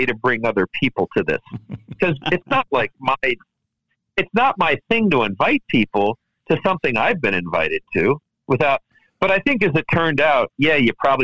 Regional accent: Maryland, United States; we're all Maryland boys. I was born in Maryland.

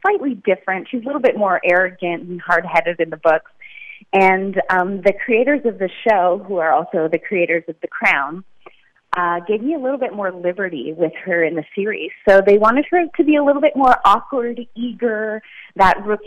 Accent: Ormstown, Quebec, Canada; I grew up about an hour south of Montreal in a little town called Ormstown, Quebec

